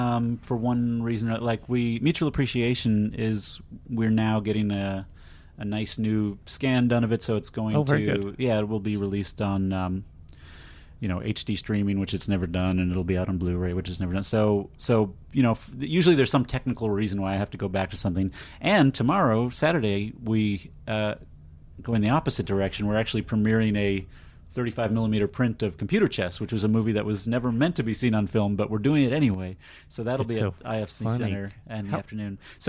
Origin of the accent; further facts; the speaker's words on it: Austin, Texas, United States; And in Austin, my hometown, it's going to be at the AFS Cinema